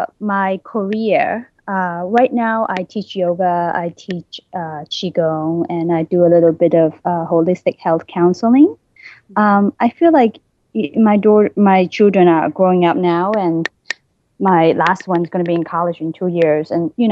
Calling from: New York, United States; New York.

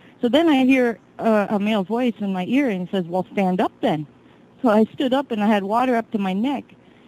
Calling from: New Brunswick, Canada; I'm … from New Brunswick, Canada.

